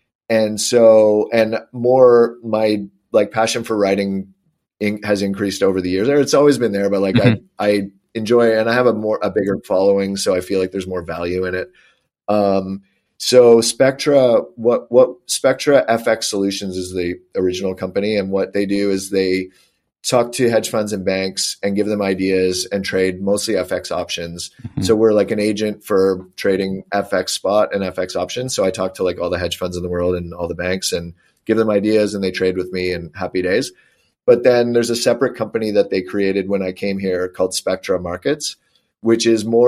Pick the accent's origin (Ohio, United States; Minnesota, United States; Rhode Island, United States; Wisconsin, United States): Ohio, United States; Cincinnati; Because I'm from Cincinnati, just because I bet on them.